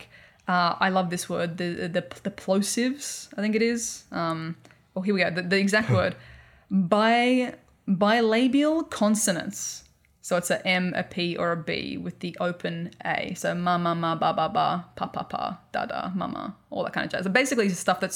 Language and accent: English; Australia; accent: Australian; my horrific Australian accent